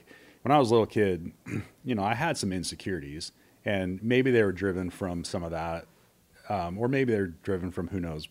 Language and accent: English; Kalispell, Montana, United States; I grew up basically in Kalispell